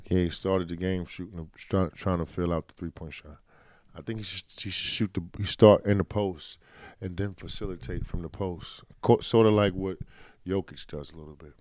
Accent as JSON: {"language": "English", "region": "New York", "country": "United States", "said": "I'm from New York"}